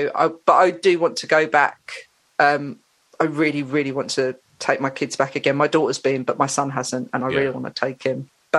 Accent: England, United Kingdom; England's my home country, but Lebanon's my home from home.

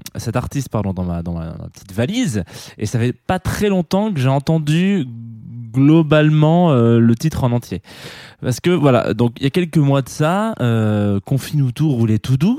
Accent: France; chez nous, en France

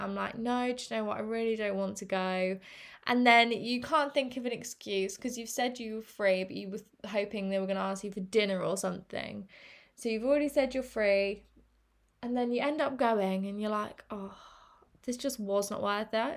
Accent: England, United Kingdom; I'm English and we say, in England

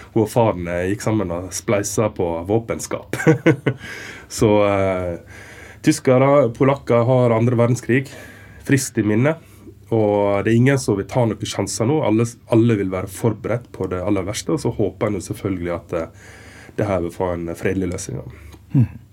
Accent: Western Norway, Vestland, Norway; moved away as an adult; also born or lived in Stryn; now in Berlin, Germany; jeg er fra Vestlandet

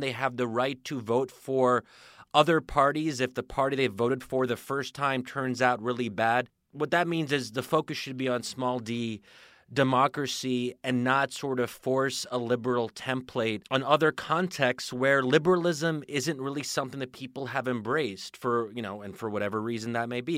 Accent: United States; as an American

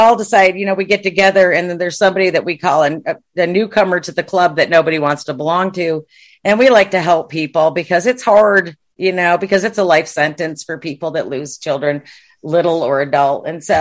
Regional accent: Watertown, New York, United States; moved away as an adult; now in Texas, United States; I grew up in Watertown, New York.

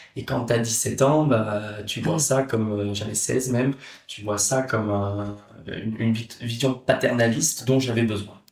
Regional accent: Netherlands; moved away; je suis néerlandais.

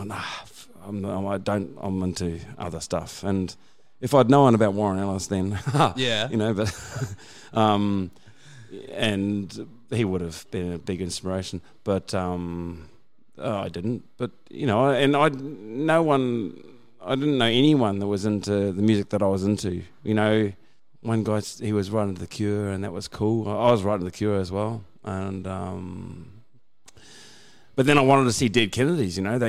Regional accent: Auckland, New Zealand; moved away as an adult; now in Brisbane, Australia; I grew up in Auckland. It's a bigger city in New Zealand. It's pretty much the same size as Brisbane.

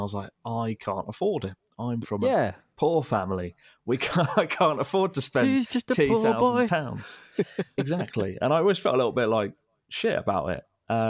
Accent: United Kingdom; as a British person

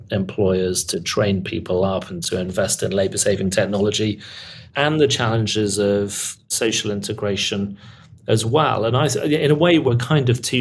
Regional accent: Birmingham, West Midlands, United Kingdom; I'm from Birmingham

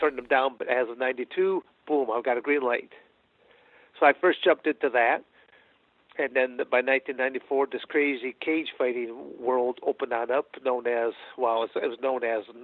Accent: Michigan, United States; moved away as an adult; also born or lived in Arizona; I'm born and raised in Michigan

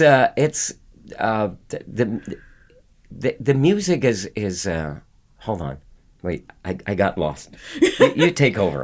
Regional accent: Philippines; moved away as an adult; I was living in the Philippines, born and raised in the Philippines

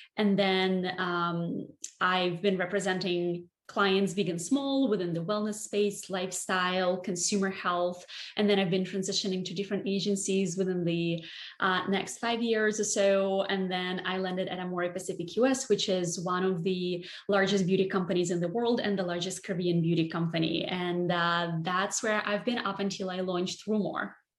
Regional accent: Barnaul, Altai Krai, Russia; moved away as an adult; now in New York City, United States; I grew up in a relatively small town in Siberia called Barnaul

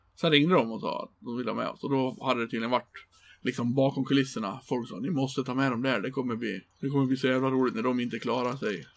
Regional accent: Björbo, Dalarna County, Sweden; moved away; bor liksom i en liten by som jag kommer från, Björbo.

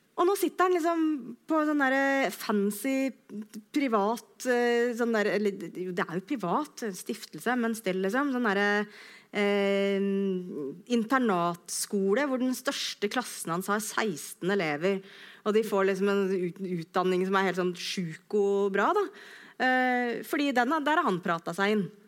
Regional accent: Skjetten, Akershus, Norway; also born or lived in Løvenstad; jeg er fra Skjetten utafor Lillestrøm

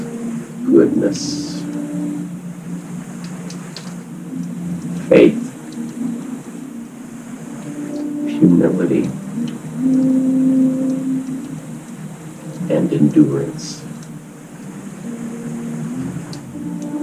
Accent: United States; growing up in America

